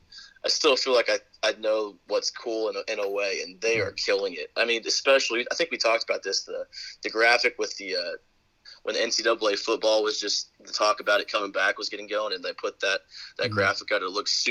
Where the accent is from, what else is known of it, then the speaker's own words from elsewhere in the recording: Arkansas, United States; growing up in Arkansas